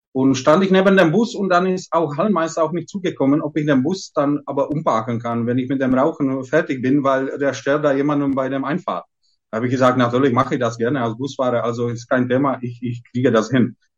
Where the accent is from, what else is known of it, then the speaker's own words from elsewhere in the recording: Lovosice, Ústí nad Labem Region, Czechia; German is a second language; moved away as an adult; also born or lived in Coburg, Germany; das ist meine Heimatstadt